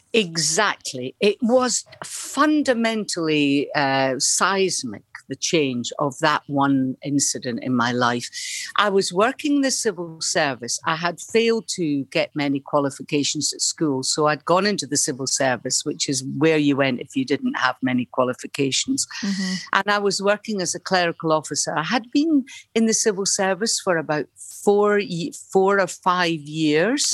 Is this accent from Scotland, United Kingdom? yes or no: yes; Dunfermline, Scotland, United Kingdom; moved away as an adult; also born or lived in Liverpool / London; At the Labour Exchange in Dunfermline